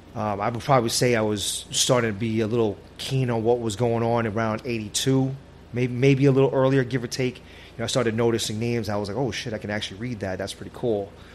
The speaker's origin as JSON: {"language": "English", "town": "New York City", "region": "New York", "country": "United States", "tie": "born or raised there", "also_born_or_lived": "Brooklyn, New York", "said": "I lived in Brooklyn for a couple years as a child, and then my parents, you know, found a, a, nice spot in Queens, and, and we all we, we moved out there, and I was I was raised in Queens."}